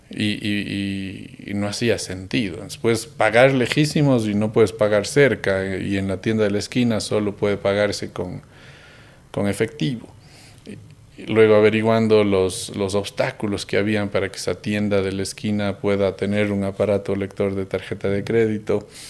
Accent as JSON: {"language": "Spanish", "town": "Cuenca", "region": "Azuay", "country": "Ecuador", "said": "seguimos siendo esos chicos cuencanos"}